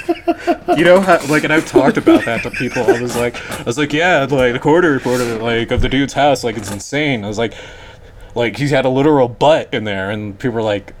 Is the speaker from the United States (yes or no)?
yes; Denver, Colorado, United States; growing up in Denver